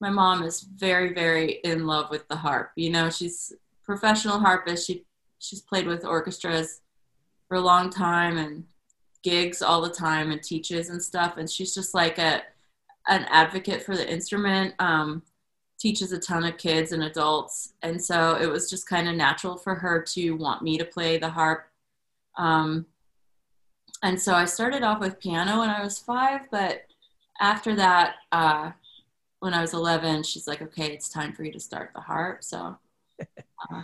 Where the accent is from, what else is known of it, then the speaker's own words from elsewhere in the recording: Shelby, North Carolina, United States; I grew up in North Carolina. And we lived in a small town when I was in high school